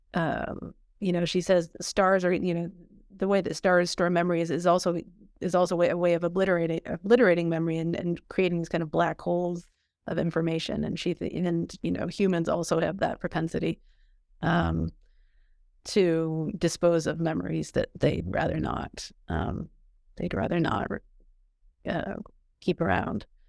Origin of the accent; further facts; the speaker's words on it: Midwest, United States; moved away; I was from the Midwest myself